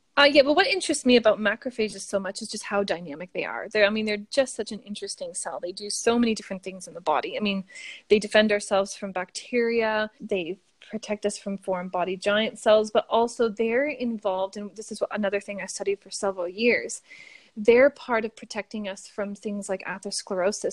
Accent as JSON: {"language": "English", "town": "Sudbury", "region": "Ontario", "country": "Canada", "tie": "born or raised there", "accent": "Canadian", "moved": "as an adult", "lives_now": "Australia", "said": "my hometown in Sudbury at Laurentian University"}